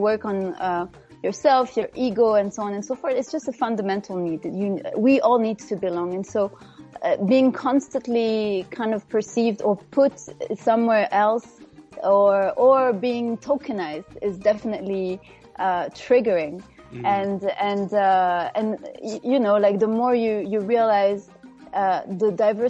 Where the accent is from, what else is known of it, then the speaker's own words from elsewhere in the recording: Morocco; moved away; growing up in Morocco.